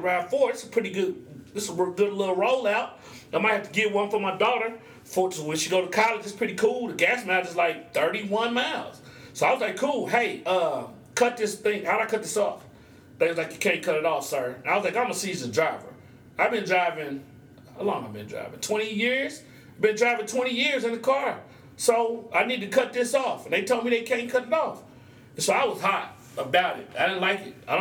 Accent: Oklahoma, United States; I'm from Oklahoma

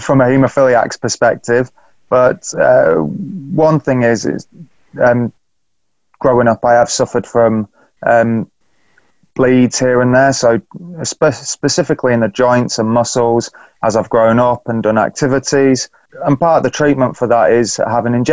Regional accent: Beverley, Yorkshire and the Humber, United Kingdom; I'm talking to you from my hometown in Beverley, little market town just up north in East Yorkshire.

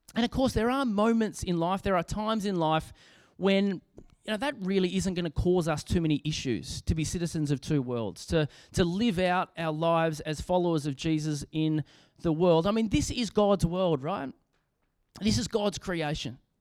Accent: Australia; as an Australian

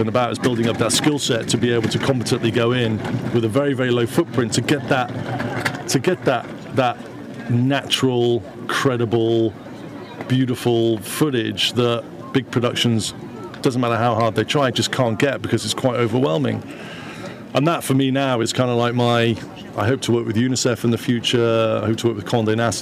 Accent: Wales, United Kingdom; I'm a Welshman.

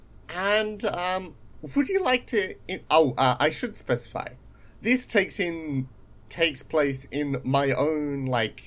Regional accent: Australia; accent: Australian (not too strong)

